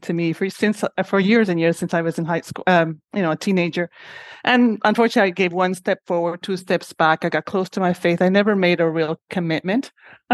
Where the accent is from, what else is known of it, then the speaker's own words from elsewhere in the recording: Honduras; moved away as an adult; also born or lived in Syracuse, United States; now in Montreal, Canada; I am originally from Honduras